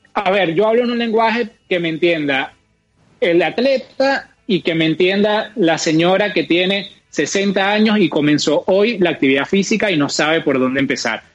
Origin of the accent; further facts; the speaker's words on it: Venezuela; moved away; nosotros dos somos de Venezuela, cada uno está en un país diferente